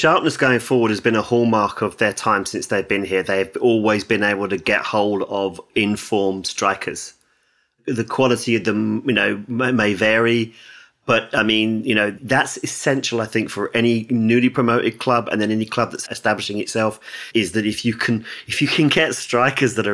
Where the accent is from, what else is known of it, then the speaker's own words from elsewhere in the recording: England, United Kingdom; as an Englishman